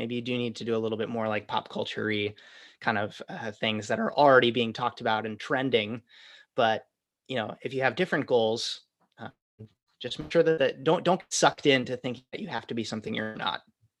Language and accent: English; Wisconsin, United States; moved away as an adult; now in New York, United States; It's basically who I was when I moved to New York from Wisconsin.